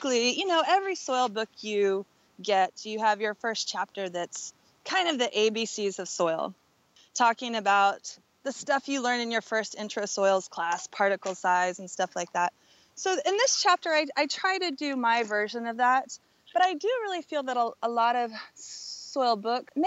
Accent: Southern Oregon, United States; my hometown in Southern Oregon

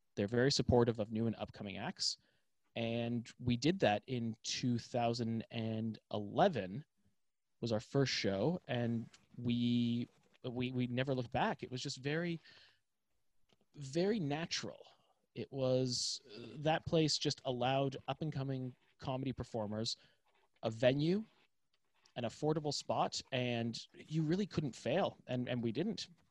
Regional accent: Toronto, Ontario, Canada; moved away; I'm from Toronto, Canada

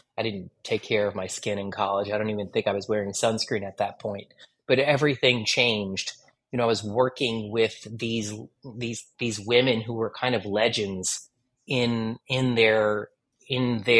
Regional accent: Connecticut, United States; moved away as an adult; I started working in a department store near my hometown in Connecticut

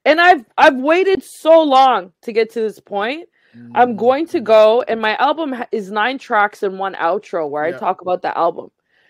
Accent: the Maritimes, Canada; I'm a displaced Afghan person. I was born and raised here in Mi'kma'ki, but like, this is not where I'm from.

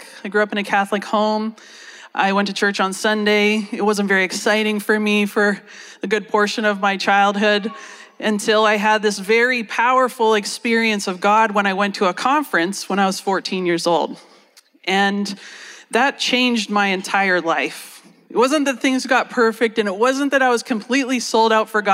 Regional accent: Canada; moved away as an adult; also born or lived in United States; So I'm Canadian, but I ended up living in the States for about 10 years

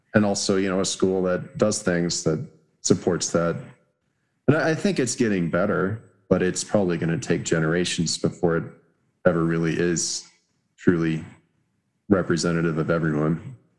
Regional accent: Los Alamos, New Mexico, United States; growing up in Los Alamos, I probably knew like two black people

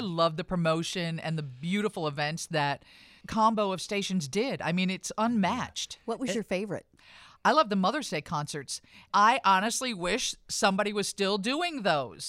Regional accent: Rockford, Illinois, United States; this is my hometown

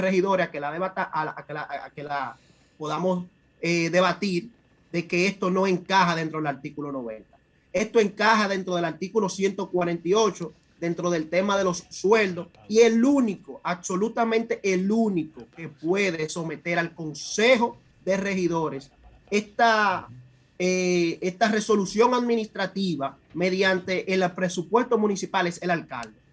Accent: Santo Domingo Este, Distrito Nacional, Dominican Republic; soy del municipio de Santo Domingo Este

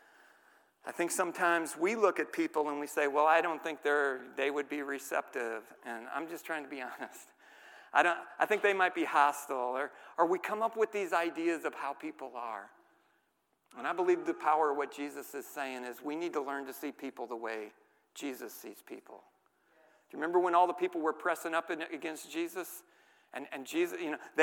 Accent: St. Louis, Missouri, United States; I grew up in the city, okay? I grew up in St. Louis.

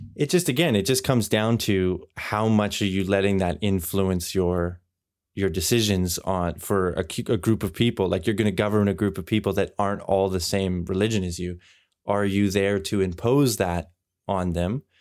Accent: Canada; now in Europe; my experience growing up in Canada and now living here in Europe

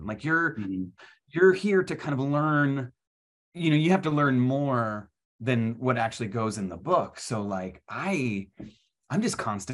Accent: Virginia, United States; I grew up in Virginia

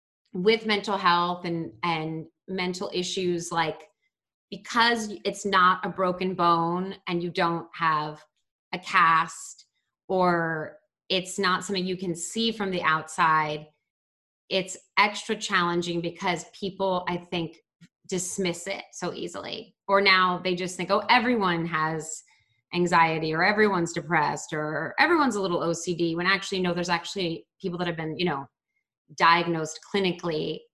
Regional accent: Baltimore, Maryland, United States; also born or lived in New York; now in Los Angeles, United States; I grew up in Baltimore. I lived in New York before living in LA. And then I've lived in Los Angeles I feel like it's almost 15 years now.

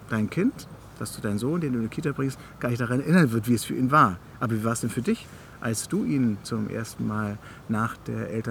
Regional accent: the East, East Germany, Germany; Ich bin ja sozusagen im Osten

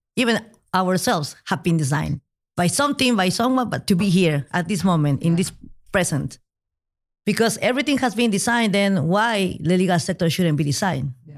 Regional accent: Peru; now in Madrid, Spain; I'm originally from Peru

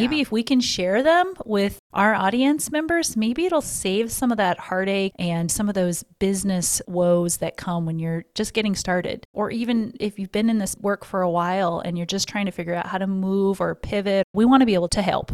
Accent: Missouri, United States; now in Florida, United States; When I was a Missouri girl, I also born and raised in Missouri

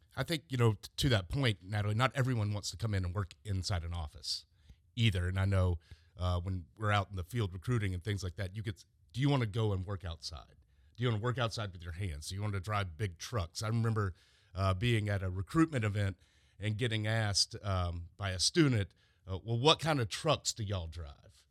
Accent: Mapleton, Georgia, United States; I am from Mapleton

